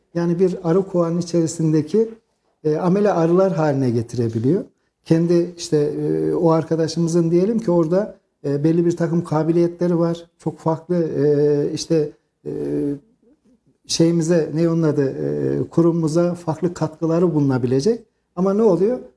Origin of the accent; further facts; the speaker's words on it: Kayseri, Kayseri Province, Turkey; aslen Ürgüplüyüm ama doğma büyüme Kayserliyim